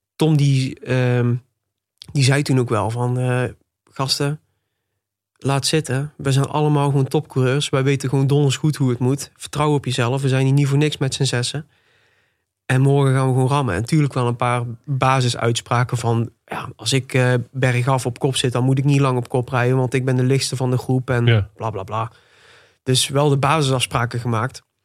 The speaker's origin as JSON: {"language": "Dutch", "town": "Tilburg", "region": "North Brabant", "country": "Netherlands", "tie": "born or raised there", "said": "ik ben geboren en getogen in Tilburg. Nog steeds woonachtig ook"}